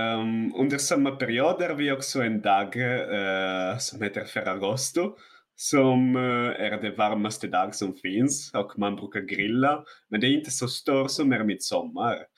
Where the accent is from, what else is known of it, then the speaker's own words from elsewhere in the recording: northern Italy, Italy; Swedish is a second language; moved away as an adult; now in Sweden; Jag, jag kommer från norra Italien också, så det är eh, under berg